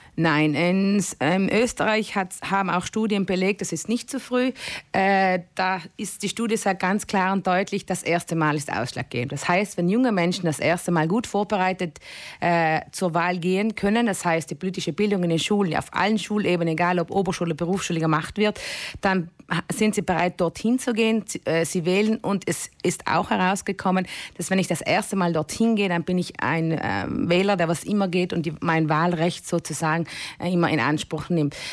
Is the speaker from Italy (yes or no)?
yes; South Tyrol, Trentino-Alto Adige, Italy; wir als Südtiroler Jugendliche